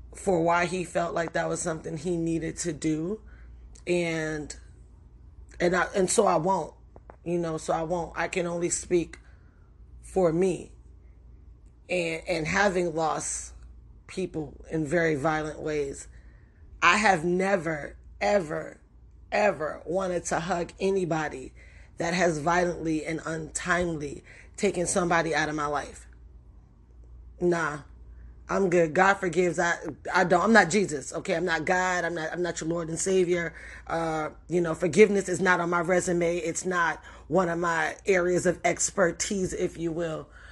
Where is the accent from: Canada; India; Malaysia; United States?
United States; New York City, New York; I grew up in the Bronx in the eighties and the nineties.